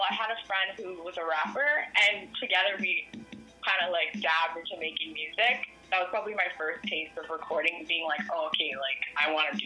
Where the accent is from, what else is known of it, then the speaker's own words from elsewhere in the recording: Ottawa, Ontario, Canada; moved away as an adult; now in Toronto, Canada; So I'm actually um, from Ottawa. I was born and raised in Ottawa, and I moved here out to Toronto about six years ago